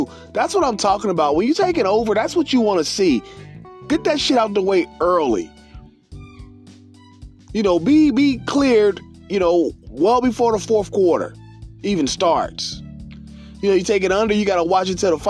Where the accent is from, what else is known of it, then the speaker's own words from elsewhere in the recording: Cincinnati, Ohio, United States; my hometown Republic of Cincinnati Bengals